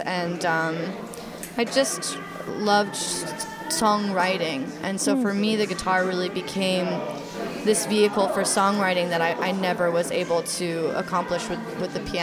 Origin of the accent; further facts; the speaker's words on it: Oregon, United States; I'm from the West Coast. I'm from Oregon.